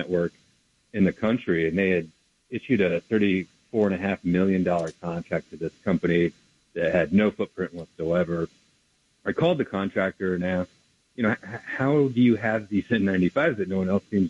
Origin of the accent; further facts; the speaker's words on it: United States; as an American